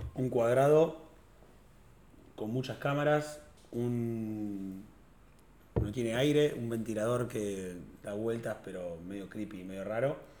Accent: Tandil, Buenos Aires Province, Argentina; yo nací en Tandil

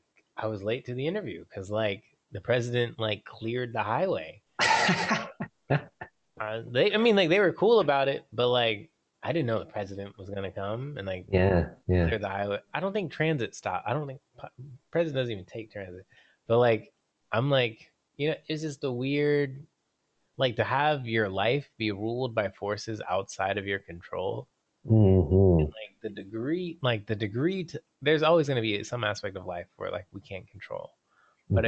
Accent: Atlanta, Georgia, United States; I'm from Atlanta, and like, we are almost as bad as LA in terms of traffic.

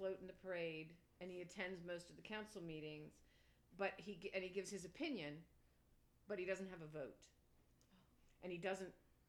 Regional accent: Palmer Township, Pennsylvania, United States; I was born in Palmer Township, which is outside of Easton, Pennsylvania.

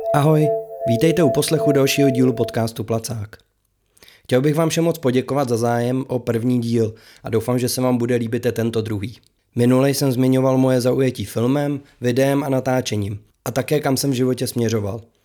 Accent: Králův Dvůr, Central Bohemian Region, Czechia; u nás v Králováku ve svých patnácti letech

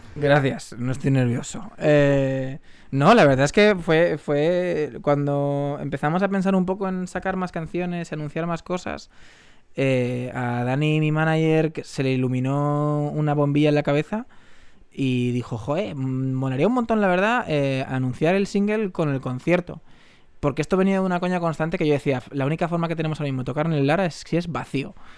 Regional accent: Tres Cantos, Community of Madrid, Spain

